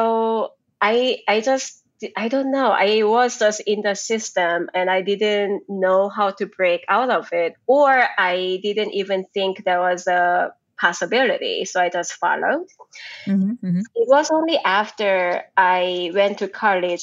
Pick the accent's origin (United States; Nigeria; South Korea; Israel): South Korea; moved away; I grew up in Korea